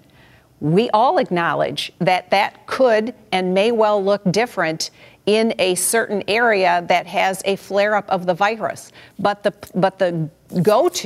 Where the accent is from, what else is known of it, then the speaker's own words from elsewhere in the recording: Michigan, United States; my home state, in the city of Detroit